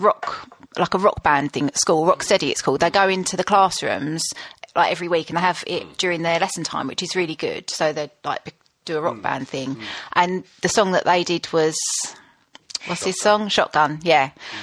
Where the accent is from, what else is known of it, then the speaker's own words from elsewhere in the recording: Basildon, East of England, United Kingdom; I'm from Basildon